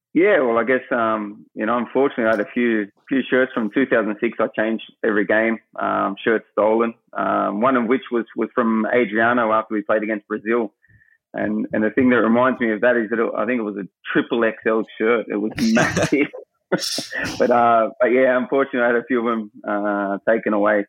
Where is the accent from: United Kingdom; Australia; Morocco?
Australia; moved away; being an Aussie